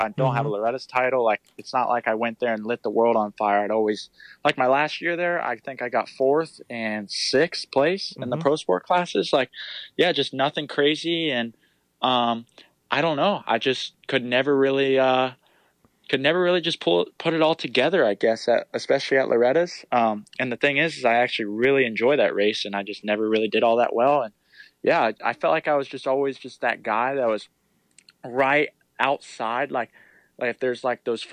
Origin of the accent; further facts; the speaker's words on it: Clermont, Florida, United States; I was born and raised in Claremont